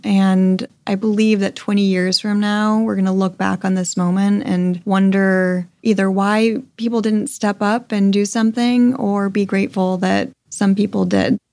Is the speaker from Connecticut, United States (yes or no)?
yes; Connecticut, United States; now in Los Angeles, United States; I grew up in a suburb in Connecticut. I had a very charmed childhood